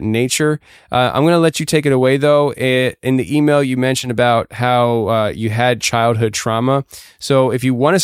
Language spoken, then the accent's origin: English; Pennsylvania, United States; also born or lived in Tennessee; my home state of Pennsylvania